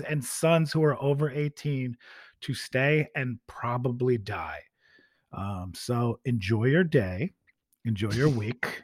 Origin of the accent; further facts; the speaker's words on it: United States; by being American